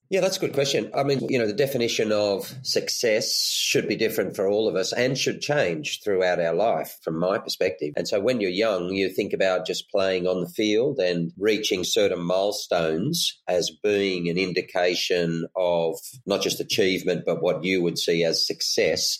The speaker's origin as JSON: {"language": "English", "town": "Lismore", "region": "New South Wales", "country": "Australia", "tie": "born or raised there", "said": "I come from Lismore, which is quite a small regional country area in the north of New South Wales in Australia"}